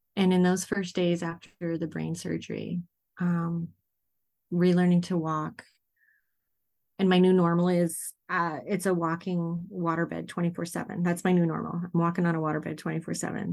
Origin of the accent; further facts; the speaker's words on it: Dawson Creek, British Columbia, Canada; now in Mukilteo, United States; I was born in Dawson Creek, B C, which is mile zero